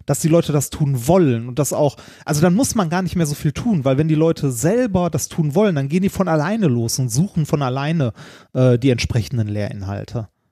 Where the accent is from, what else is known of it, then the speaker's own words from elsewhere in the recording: Ruhr area, North Rhine-Westphalia, Germany; wir kommen beide aus dem Ruhrgebiet, da redet man so.